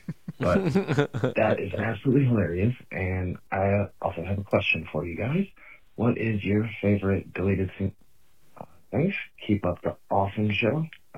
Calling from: Toledo, Ohio, United States; I am calling from Toledo, Ohio.

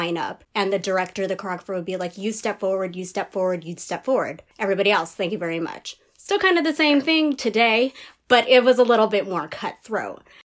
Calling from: New York, United States; I am currently calling from San Diego, California, although I do reside in New York.

